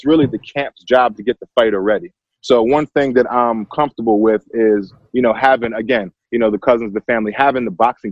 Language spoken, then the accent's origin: English; Bucks County, Pennsylvania, United States; also born or lived in Abington, Pennsylvania; I was raised in like really Bucks County